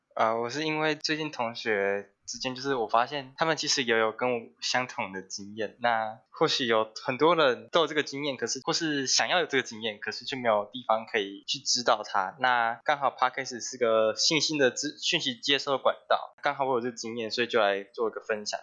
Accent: Taichung, Taiwan; 我是台中的准高二生

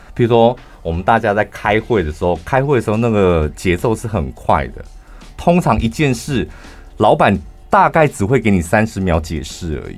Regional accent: central Taiwan, Taiwan; 我们中部人

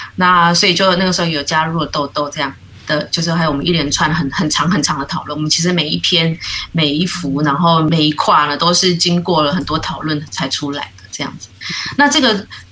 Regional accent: New Taipei, Taiwan; moved away as an adult; now in Tainan, Taiwan; 我应该算是新北的女儿

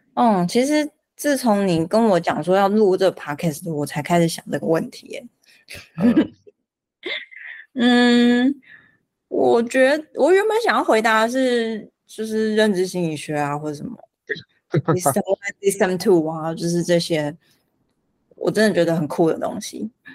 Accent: Taiwan; 我们台湾人

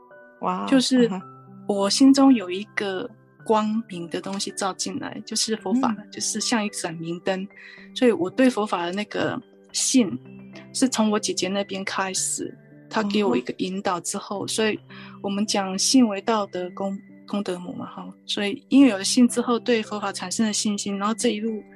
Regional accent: Chiayi mountains, Chiayi County, Taiwan; now in California, United States; 我是在嘉义山上长大的孩子。那我们在南部接触的宗教以道教为主。

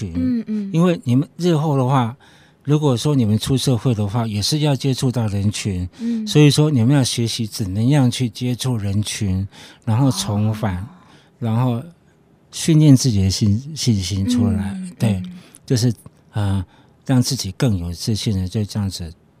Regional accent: Shanghai, China; 因为我们我们我们上海人常常讲过一句话，就是说你要起码。你要骑马找马，

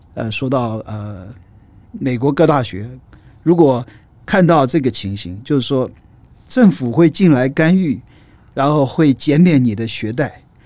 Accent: Taiwan; moved away as an adult; 我也是台湾出来的啊，然， 然后这个最早的时候呢，是政治大学，啊，经济背景，然后后来我念东亚所

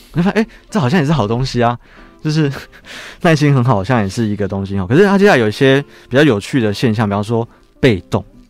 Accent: Taiwan; 对我们台湾人，特别是如果你人很好的

